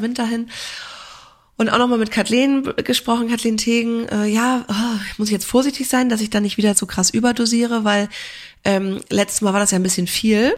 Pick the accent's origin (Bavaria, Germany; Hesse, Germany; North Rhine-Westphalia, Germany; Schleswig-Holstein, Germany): Schleswig-Holstein, Germany; near Kiel; moved away; Ich komme ja auch ursprünglich aus der Nähe von Kiel